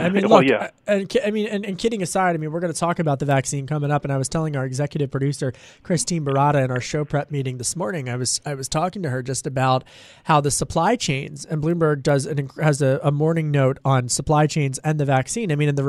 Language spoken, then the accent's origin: English; Pennsylvania, United States; I mean, you look at where my home state, Pennsylvania, Gregory.